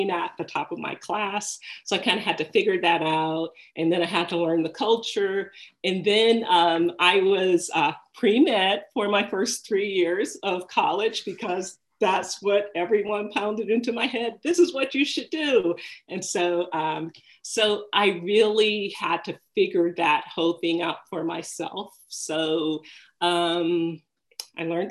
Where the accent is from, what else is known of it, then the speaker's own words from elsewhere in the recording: Detroit, Michigan, United States; I grew up in Detroit